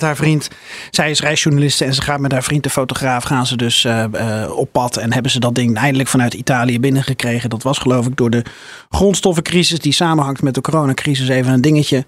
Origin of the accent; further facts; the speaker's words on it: Netherlands; We zijn Nederlanders